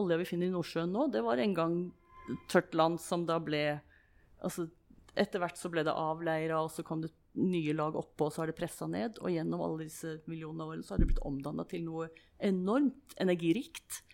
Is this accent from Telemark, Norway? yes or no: no; Moss, Østfold, Norway; also born or lived in Germany; now in Stavanger, Norway; jeg vokste opp på Jeløy, eller Jeløy som jeg egentlig burde si, det, så, i, i, Moss